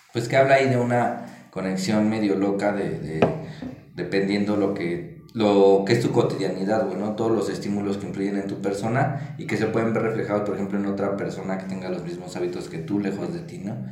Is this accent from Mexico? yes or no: yes; Mexico; ser periodista es un trabajo de alto riesgo, la verdad, en nuestro país